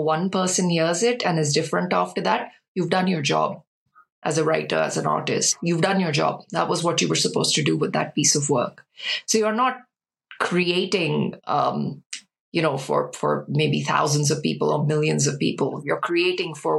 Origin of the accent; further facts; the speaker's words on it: India; now in United Kingdom; whilst I was growing up in India